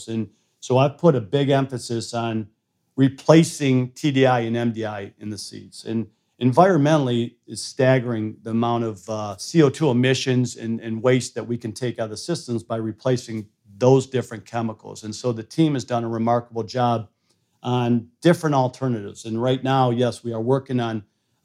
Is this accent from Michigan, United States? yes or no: yes; Flint, Michigan, United States; moved away; also born or lived in Sweden; I grew up in Flint, Michigan